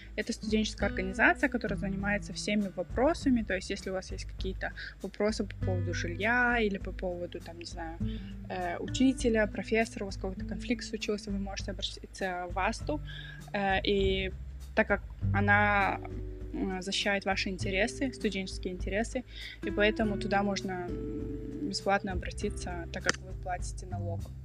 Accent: Kazakhstan; now in Germany; я сама из Казахстана, но живу и учусь в Германии

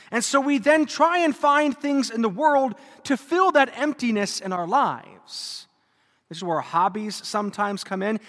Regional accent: Germany; moved away; I grew up in Germany

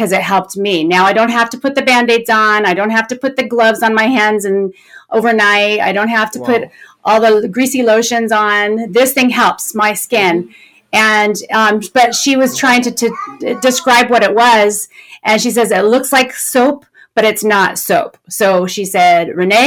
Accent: California, United States; I was born and raised in California. And I still live in California, not too far from where I was born.

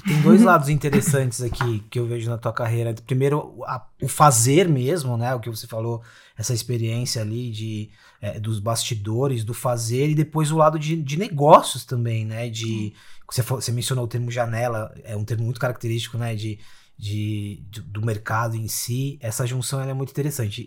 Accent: São Paulo, Brazil; also born or lived in Osasco; eu sou da periferia de São Paulo, moro em Osasco

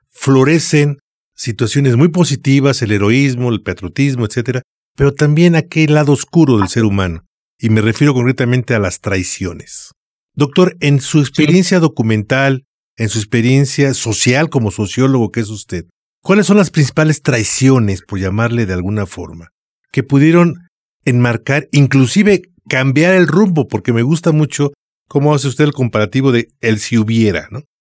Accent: Mexico; los mexicanos

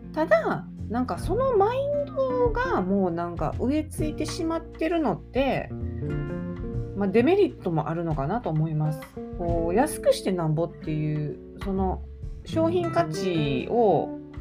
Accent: Osaka, Japan; 関西人なんでと関西人というか大阪人なんですか

